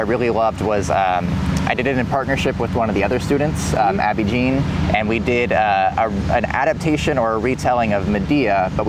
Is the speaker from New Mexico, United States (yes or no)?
no; Houston, Texas, United States; moved away as an adult; now in Bethlehem, United States; Yeah, so I grew up mostly in Houston